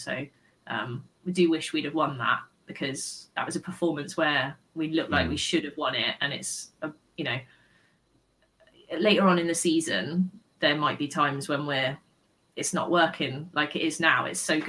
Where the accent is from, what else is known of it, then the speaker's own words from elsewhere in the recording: United Kingdom; Being like British and a Bristol fan, it doesn't come naturally